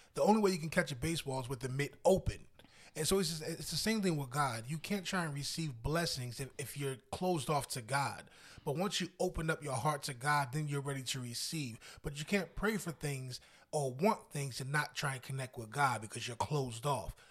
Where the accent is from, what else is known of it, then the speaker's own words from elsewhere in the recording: New Jersey, United States; moved away as an adult; also born or lived in Pennsylvania; I was born and raised in Jersey